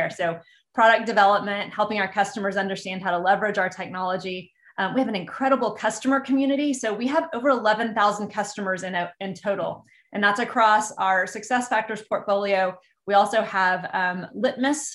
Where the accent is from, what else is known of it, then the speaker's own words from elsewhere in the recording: Texas, United States; I grew up in Texas, and further, I grew up in a small town in the middle of Texas